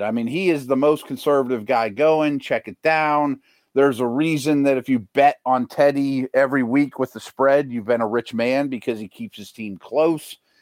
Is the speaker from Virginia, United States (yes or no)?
no; Pittsburgh, Pennsylvania, United States; my hometown